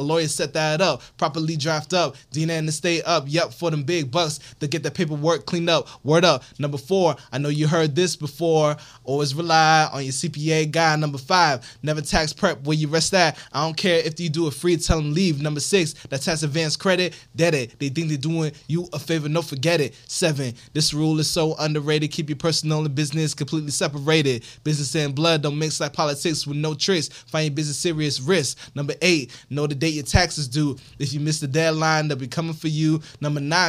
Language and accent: English; Miami, Florida, United States; I'm from Miami